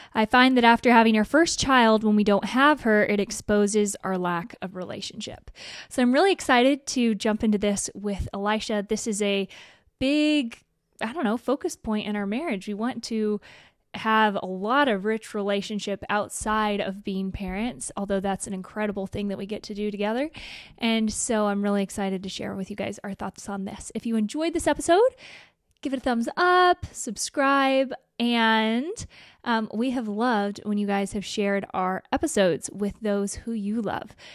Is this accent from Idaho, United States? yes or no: yes; Idaho, United States; I'm from Idaho